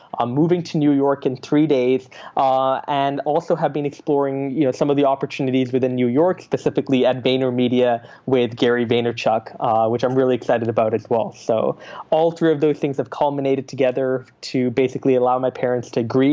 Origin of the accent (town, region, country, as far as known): Calgary, Alberta, Canada; born or raised there; also born or lived in Singapore